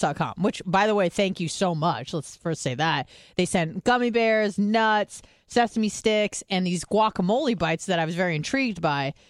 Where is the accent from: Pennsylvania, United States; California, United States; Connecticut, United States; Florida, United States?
California, United States; moved away; I'm from California.